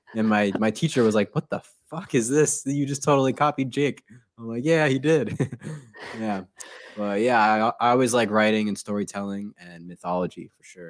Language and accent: English; Newtown, Connecticut, United States; moved away as an adult; also born or lived in New Haven, Connecticut; now in Texas, United States; I grew up in Newtown, which is the same town that has Sandy Hook Elementary.